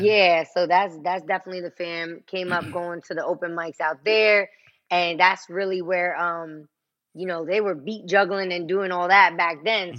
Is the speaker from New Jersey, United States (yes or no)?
yes; Passaic County, New Jersey, United States; I'm from Jersey